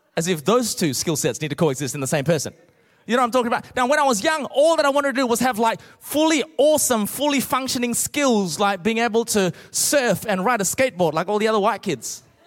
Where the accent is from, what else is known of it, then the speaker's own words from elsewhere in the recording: Australia; also born or lived in Malaysia; I was born in Malaysia originally. My parents uh, gave up everything and immigrated to Australia